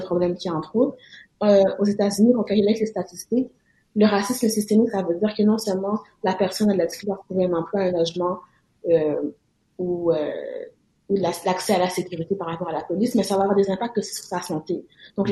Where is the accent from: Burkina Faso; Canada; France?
Canada; Quebec; en tant que Québécois